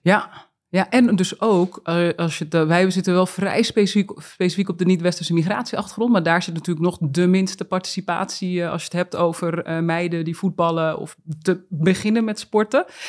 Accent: Uithoorn, North Holland, Netherlands; ik ben ook echt opgegroeid in Uithoren bij de Legmeervogels

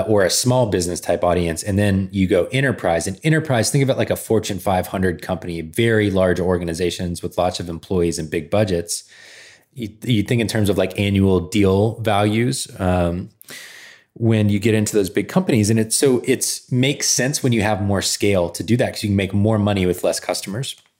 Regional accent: Georgia, United States; moved away as an adult; I grew up in Georgia

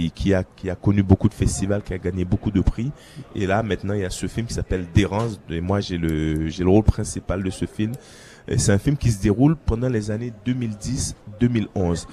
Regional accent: Haiti; en tant qu'haïtien, en tant qu'ambassadeur euh, du pays

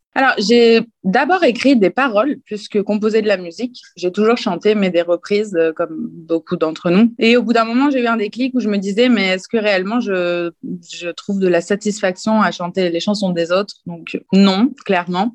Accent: France; now in Italy; je suis française, oui, j'ai des origines italiennes et je vis actuellement en Italie

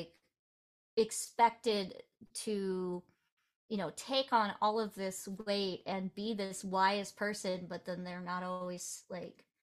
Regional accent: Iowa, United States; I grew up in Iowa

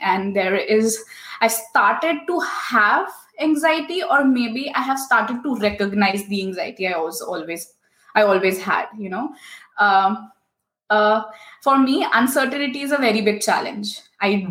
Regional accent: India; moved away as an adult; also born or lived in Singapore; now in Germany; I come from India. I traveled from India to Singapore to complete my master's in electronics

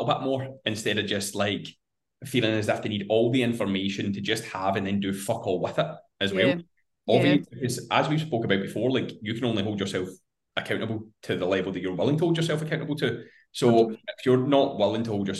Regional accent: Scotland, United Kingdom; being Scottish

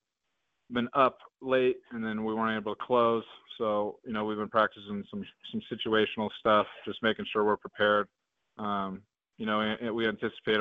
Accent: Oregon, United States; moved away as an adult; now in Bozeman, Montana, United States; I grew up in Oregon, so I was part of that Civil War rivalry with Oregon and Oregon State

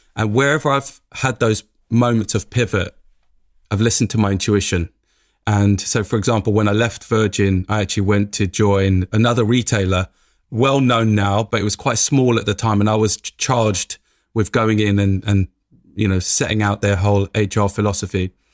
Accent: London, United Kingdom; growing up in Tottenham, every day waking up in Tottenham

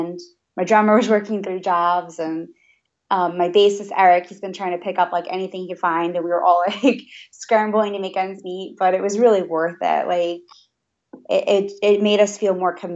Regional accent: Long Island, New York, United States; We're from Long Island, New York

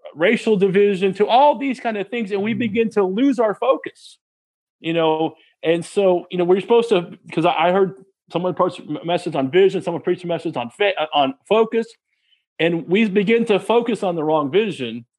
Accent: Texas, United States; my parents, um, we're from Texas

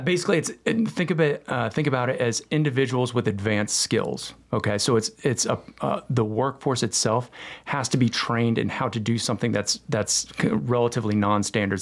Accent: Hickory, North Carolina, United States; also born or lived in South Florida; now in Cornelius, United States; my hometown, Hickory, North Carolina, was kind of like my place

